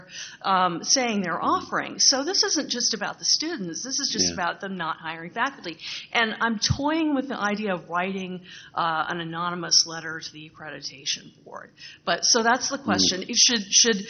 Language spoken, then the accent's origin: English; Lafayette, Louisiana, United States; moved away; my hometown of, I'll just say it, Lafayette, Louisiana